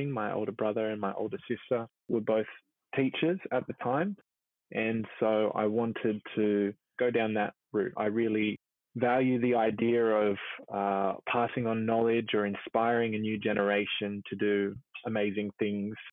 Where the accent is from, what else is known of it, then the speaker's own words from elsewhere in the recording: Blacktown, New South Wales, Australia; I grew up in Blacktown, Darug Mobland, and so my parents became pastors. My dad felt a calling to preach in a Christian church, and so began one in Blacktown two months before I was born. Previously, they had lived in a suburb called Merrylands